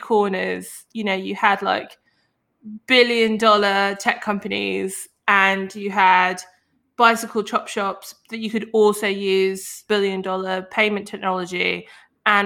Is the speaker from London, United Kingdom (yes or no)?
yes; London, United Kingdom; I was from London